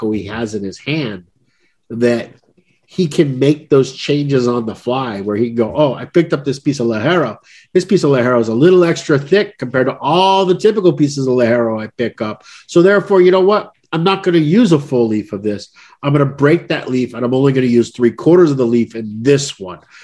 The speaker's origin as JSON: {"language": "English", "country": "United States", "said": "as an American"}